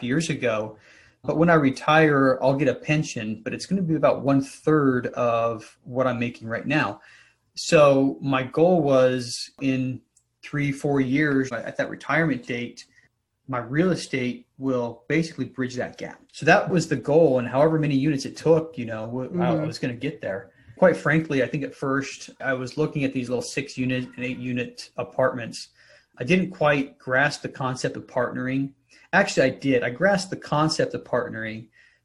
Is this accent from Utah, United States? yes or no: yes; Salt Lake City, Utah, United States; moved away; also born or lived in San Diego; I grew up in Salt Lake City